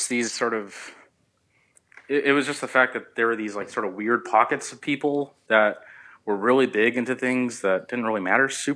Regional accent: Southern California, United States; I grew up in Southern California

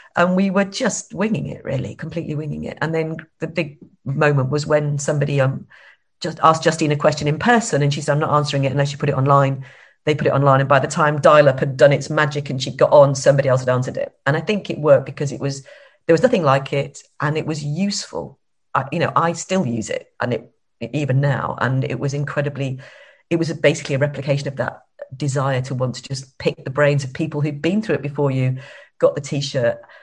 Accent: Blackpool, North West England, United Kingdom; moved away; I actually came from just outside Blackpool where the average the 70% population is over 70, a very little sleepy suburb of Blackpool

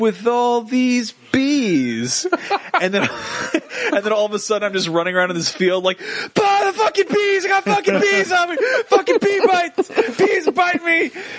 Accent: Connecticut, United States; moved away; I lived in the country. Of Connecticut. That was in Connecticut country.

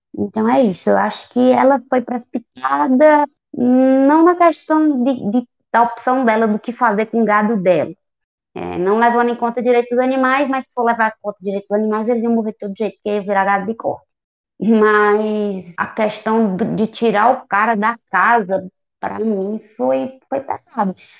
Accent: Northeast Region, Brazil; mesmo sendo nordestina

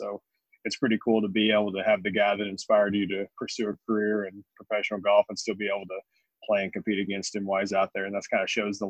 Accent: Tennessee, United States; also born or lived in Massachusetts / Phoenix, Arizona; I was born in Massachusetts. I grew up in Tennessee. Played golf at Tennessee Tech.

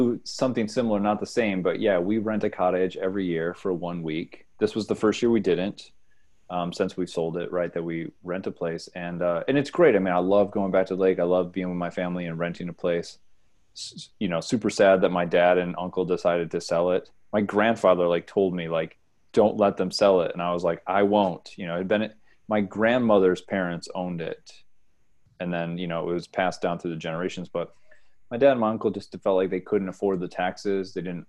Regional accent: Bath, New York, United States; now in Brussels, Belgium; I'm just living here. I am from New York State. Upstate.

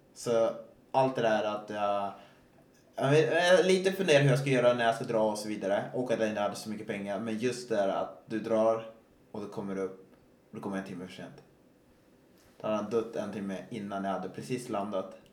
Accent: Östersund, Jämtland, Sweden; Jag är uppväxt i Östersund

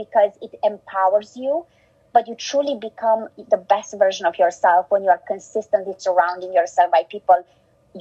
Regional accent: Romania; English is a second language; also born or lived in Germany; now in United States; I was born in Romania, in a communist country where we didn't have much.

